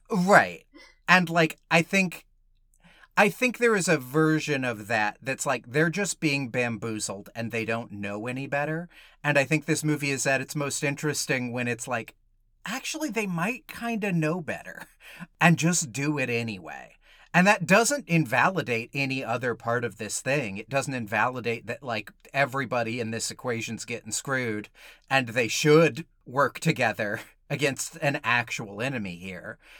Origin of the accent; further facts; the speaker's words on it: Georgia, United States; I grew up in Georgia